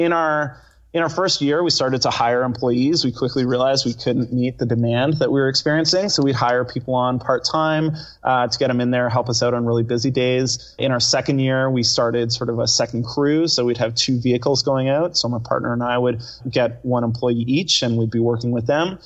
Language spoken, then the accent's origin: English; Victoria, British Columbia, Canada; I was originally born in British Columbia, so I'm from Vancouver Island, a town of Victoria.